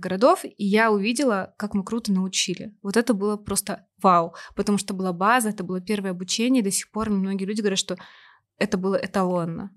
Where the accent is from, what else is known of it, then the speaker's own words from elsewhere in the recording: Novosibirsk, Novosibirsk Oblast, Russia; я из Новосибирска родом